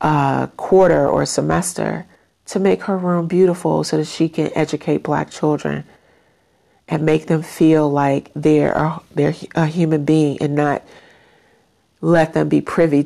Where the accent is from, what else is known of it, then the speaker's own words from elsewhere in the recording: Chicago, Illinois, United States; as a kid growing up in Chicago in the 1980s